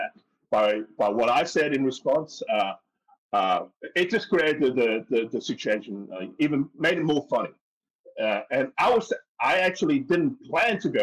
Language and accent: English; Hong Kong; now in Australia; I'm Chinese. I'm from Hong Kong. I speak Cantonese.